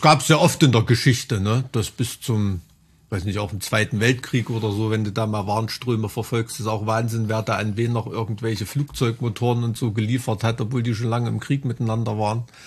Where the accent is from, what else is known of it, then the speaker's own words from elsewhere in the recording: East Germany, Germany; bin ich ganz oft der einzige Ossi dort